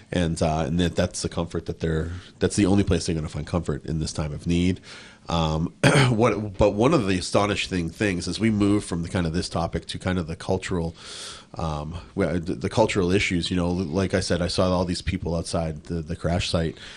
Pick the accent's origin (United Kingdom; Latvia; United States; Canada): United States; Boston, Massachusetts; now in Newbury Park, United States; I'm from Boston, which is a big sports town